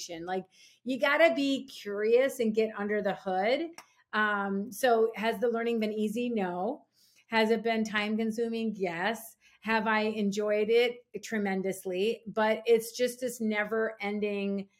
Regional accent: Minneapolis, Minnesota, United States; born or raised there

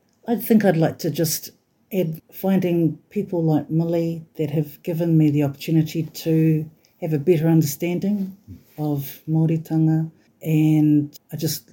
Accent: Wellington, New Zealand; moved away as an adult; now in Northland, New Zealand; I lived in Wellington for nearly 50 years, to be exact, before coming back to the far north, where my father is from

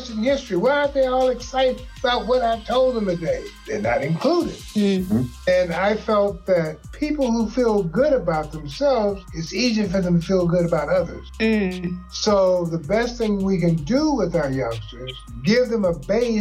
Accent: St. Louis, Missouri, United States; I was born and raised here in St. Louis

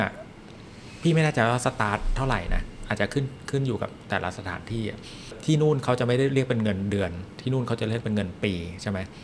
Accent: Bangkok, Thailand; เรามาจากกรุงเทพ

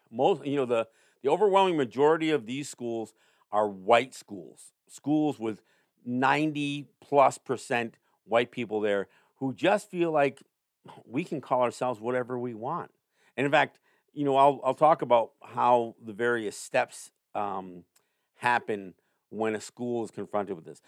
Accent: Cambridge, New York, United States; now in Cattaraugus Territory, Seneca Nation, United States; The school that I went to high school at, um, in Cambridge, New York, uh, upstate near Saratoga area

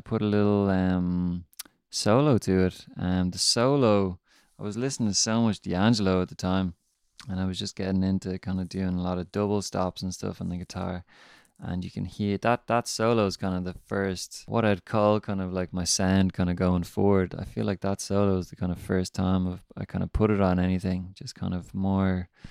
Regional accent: Ireland; also born or lived in Dublin; I'm an Irish soul artist based around Dublin

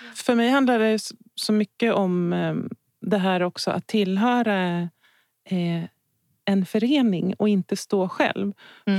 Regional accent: Stockholm, Stockholm County, Sweden; jag är från Stockholm. Jag är uppvuxen på Södermalm.

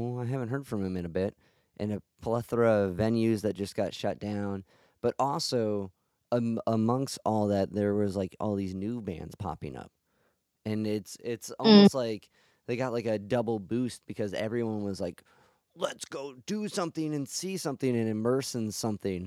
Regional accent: Cleveland, Ohio, United States; I'm from Cleveland, Ohio

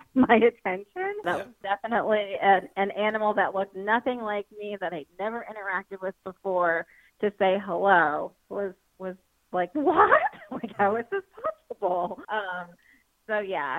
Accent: New York City, New York, United States; I grew up in New York City

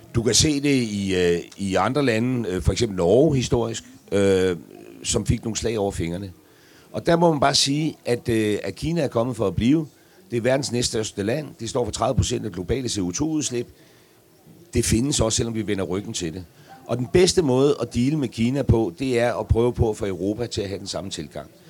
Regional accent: Græsted, Capital Region of Denmark, Denmark; fra Græsted

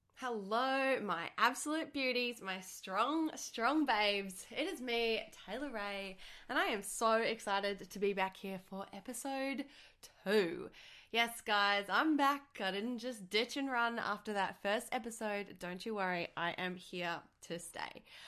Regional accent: Australia; I'm from Australia

